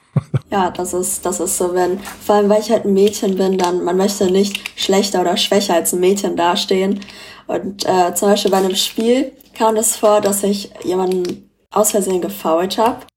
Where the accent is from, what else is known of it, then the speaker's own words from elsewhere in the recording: Frankfurt, Hesse, Germany; ich wurde in Frankfurt geboren und bin auch hier aufgewachsen